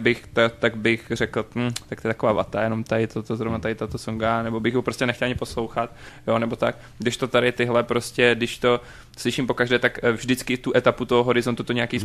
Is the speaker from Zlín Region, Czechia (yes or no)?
yes; Luhačovice, Zlín Region, Czechia; u nás v Luhačovicích